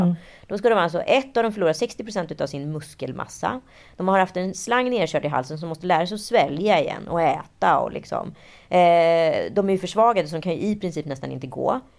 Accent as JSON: {"language": "Swedish", "town": "Stockholm", "region": "Stockholm County", "country": "Sweden", "said": "att jag var från Stockholm, att jag var från Sverige"}